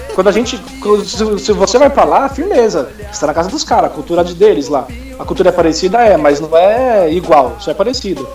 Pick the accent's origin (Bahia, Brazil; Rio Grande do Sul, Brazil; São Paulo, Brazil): São Paulo, Brazil; na varja da minha quebrada